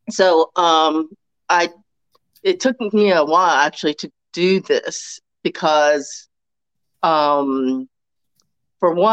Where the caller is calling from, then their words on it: Baltimore, Maryland, United States; So I am in Baltimore, Maryland.